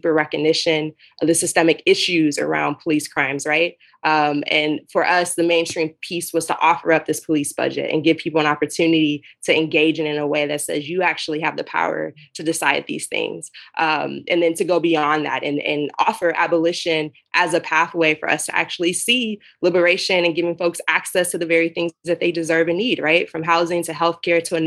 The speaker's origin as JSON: {"language": "English", "town": "Dallas", "region": "Texas", "country": "United States", "said": "I'm in Texas, I'm from Dallas."}